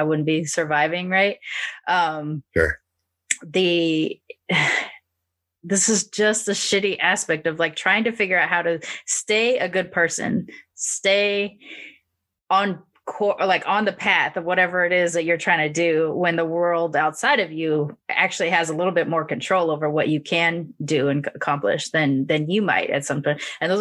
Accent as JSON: {"language": "English", "town": "Long Beach", "region": "California", "country": "United States", "tie": "born or raised there", "said": "growing up in Long Beach"}